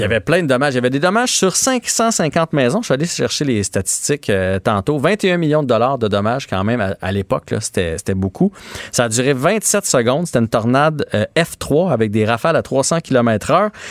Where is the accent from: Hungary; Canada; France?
Canada; Maskinongé, Quebec; je venais de Masquinongé